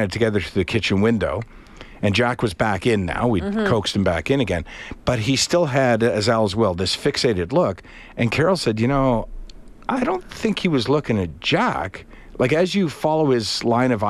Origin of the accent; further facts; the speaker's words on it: Canada; as a Canadian